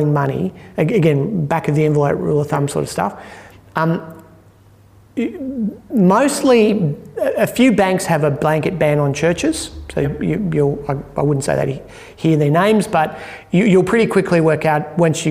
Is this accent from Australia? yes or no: yes; Blue Mountains, New South Wales, Australia; I grew up in the Blue Mountains